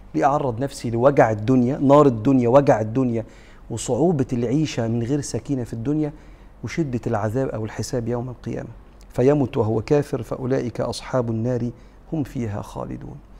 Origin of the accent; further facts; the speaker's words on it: Egypt; احنا كمصريين